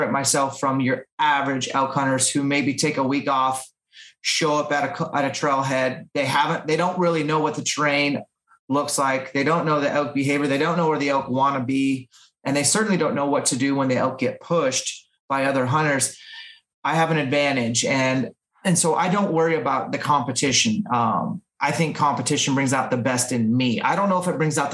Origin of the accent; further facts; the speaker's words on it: Washington, United States; in my home state of Washington